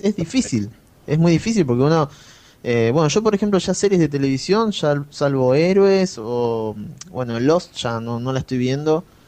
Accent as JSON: {"language": "Spanish", "country": "Argentina", "said": "soy argentino"}